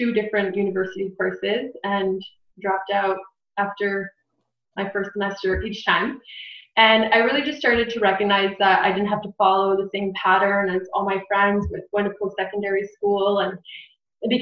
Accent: Barrie, Ontario, Canada; I was born and raised in Barrie

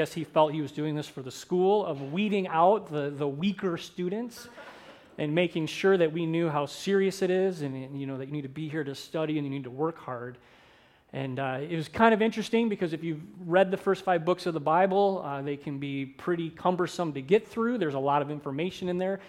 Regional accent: St. Clair Shores, Michigan, United States; moved away as an adult; also born or lived in Minneapolis, Minnesota; I grew up in St. Clair Shores, Michigan

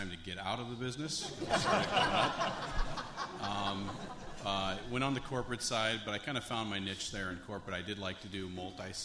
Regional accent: Springfield, Illinois, United States; I grew up in Springfield, Illinois.

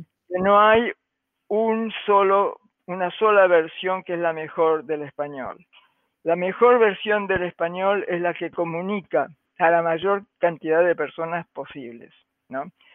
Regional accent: Argentina; now in United States; yo soy argentina

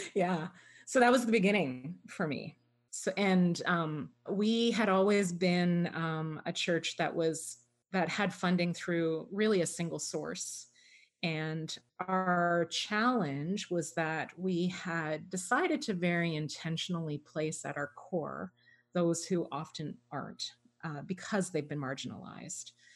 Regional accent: Toronto, Ontario, Canada; I was born and raised in Toronto, actually, um, right in the downtown at St. Michael's Hospital

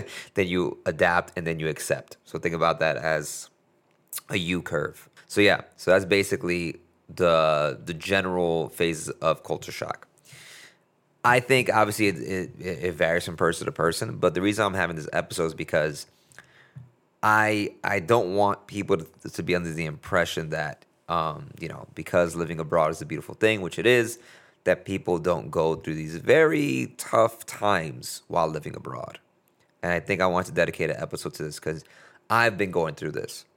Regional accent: United States; here I am as a, as a American, but that is, has a, a Latino heritage

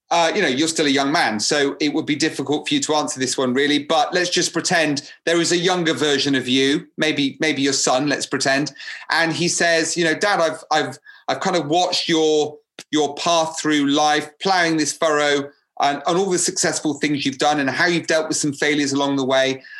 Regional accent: Cyprus; English is a second language; moved away; when I came from Cyprus

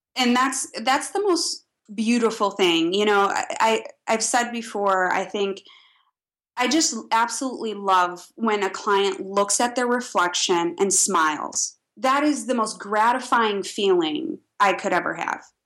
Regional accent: Midwest, United States; being a Midwesterner

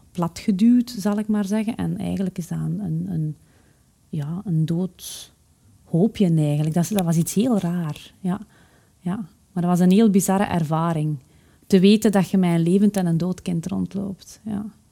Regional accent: Haasdonk, Flanders, Belgium; ik ben opgegroeid in Haasdonk, een, eh, een gehucht in het Waasland

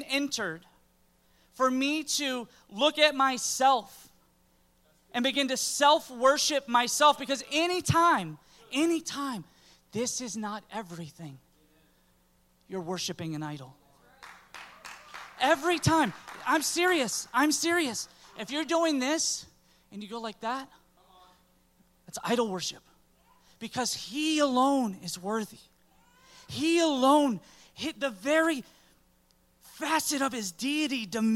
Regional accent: Pine Hills, Florida, United States; I grew up in Pine Hills.

